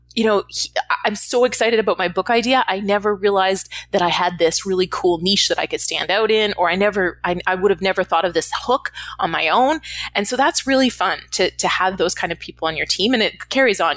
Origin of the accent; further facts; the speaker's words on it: Canada; moved away as an adult; now in Los Angeles, United States; I'm Canadian if I didn't mention that already originally. I live in Los Angeles now, but I'm Canadian